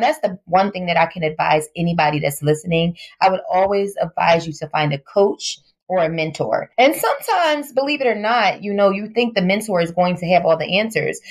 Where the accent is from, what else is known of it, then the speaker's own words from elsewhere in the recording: Philadelphia, Pennsylvania, United States; Yes, I am from Philadelphia, West Philadelphia, born and raised.